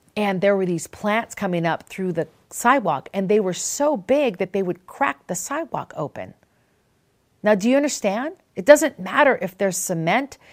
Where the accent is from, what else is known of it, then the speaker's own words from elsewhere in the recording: Minnesota, Wisconsin, Midwest, United States; When I was a little girl, I grew up in Minnesota in Wisconsin, and I remember we lived on several different farms